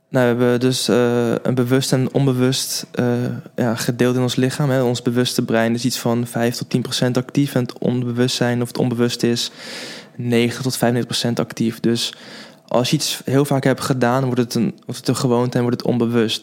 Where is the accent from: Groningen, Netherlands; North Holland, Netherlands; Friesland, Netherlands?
North Holland, Netherlands; Den Helder; moved away as an adult; also born or lived in Zwolle; now in Haarlem, Netherlands; woon in Haarlem, maar ik ben opgegroeid in Den Helder